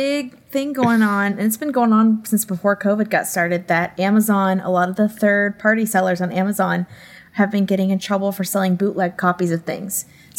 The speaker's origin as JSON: {"language": "English", "town": "Lakeland", "region": "Florida", "country": "United States", "said": "I'm from Lakeland, Florida, and I own a record store there called Jesse Carl Vinyl."}